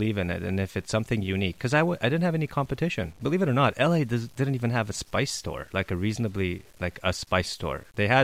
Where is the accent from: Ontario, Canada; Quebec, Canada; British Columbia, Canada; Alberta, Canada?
Quebec, Canada; Montreal; moved away; also born or lived in Los Angeles, California; I'm from Montreal